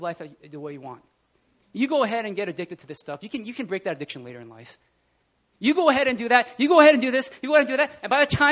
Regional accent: New Jersey, United States; accent: Jersey; moved away as an adult; I'm from Jersey. When I get really animated, my Jersey accent comes out.

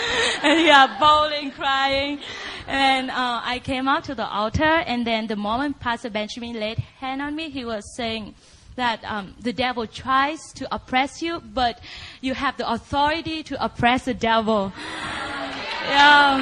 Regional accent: Vietnam; moved away as an adult; now in United States; I grew up in Vietnam, and I was raised up in a huge, dedicated Buddhist

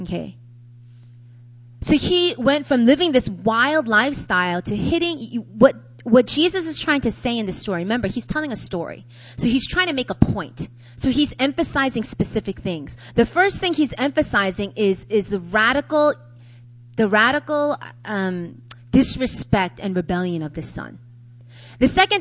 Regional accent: New York City, New York, United States; I'm from New York

